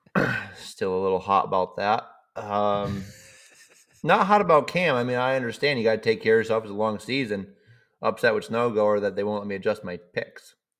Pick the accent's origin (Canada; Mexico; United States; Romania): United States; Cheshire, Massachusetts; moved away as an adult; now in Sweden; growing up in Cheshire, Mass